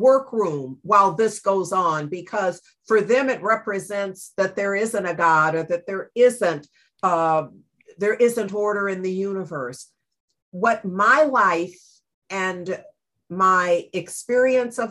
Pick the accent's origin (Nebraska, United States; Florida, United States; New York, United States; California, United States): California, United States; Berkeley; I was raised in Berkeley